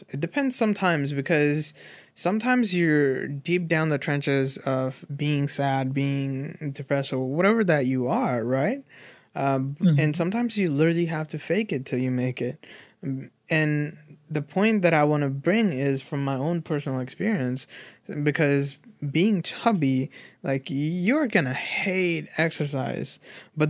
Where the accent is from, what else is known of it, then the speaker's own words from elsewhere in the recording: Nepal; I grew up in Nepal without internet